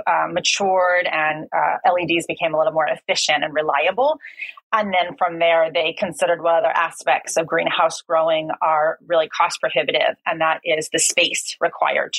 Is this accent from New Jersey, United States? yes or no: yes; New Jersey, United States; moved away as an adult; also born or lived in East Coast, United States; now in Finland; I'm originally from New Jersey